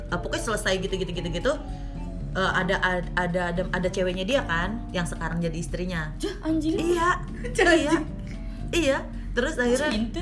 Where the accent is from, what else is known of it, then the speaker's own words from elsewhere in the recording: Bogor, West Java, Indonesia; gue itu dari Bogor kan Sentul